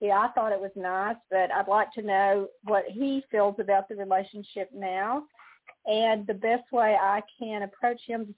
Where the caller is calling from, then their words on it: Amarillo, Texas, United States; This is … from Texas.